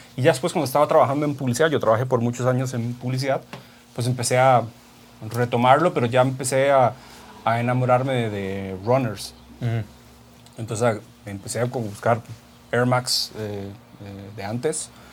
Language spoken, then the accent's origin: Spanish; Costa Rica; soy de Costa Rica, soy fotocompositor y retocador profesional